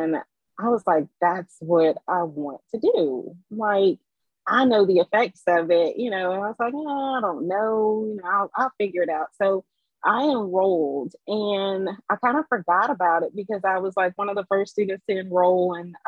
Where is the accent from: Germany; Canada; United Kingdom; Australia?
Germany; moved away; also born or lived in Lafayette, United States; So I was born in Lafayette. I'm a military brat. So when I was three, my parents moved to East Germany.